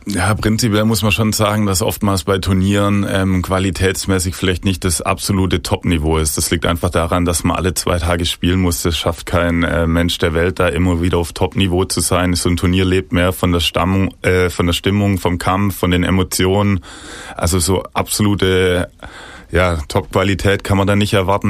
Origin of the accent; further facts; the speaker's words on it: Ostfildern, Baden-Württemberg, Germany; ich bin in Ostfildern geboren, schon von klein auf irgendwie ständig in Kontakt mit dem VfB, damals noch mit dem Vater ins Stadion gegangen.